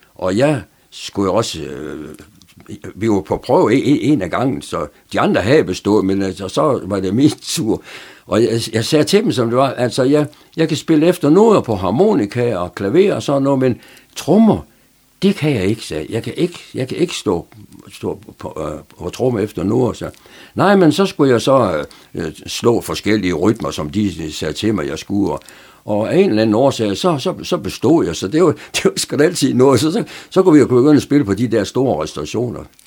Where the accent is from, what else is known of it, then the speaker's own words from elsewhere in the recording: Aarhus, Central Denmark Region, Denmark; moved away as an adult; also born or lived in Horsens; now in Frederikshavn, Denmark; jeg er født i Horsens, men, men, men det kan jeg slet ikke huske noget som helst om. Så er, er mine forældre, de er de flyttede så hurtigt til Aarhus, så, så min opvækst, den er sådan set i, i Aarhus